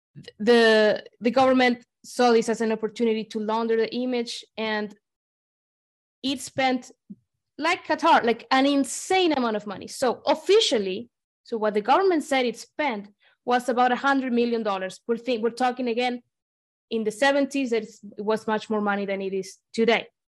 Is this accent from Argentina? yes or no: yes; Argentina; I'm from Argentina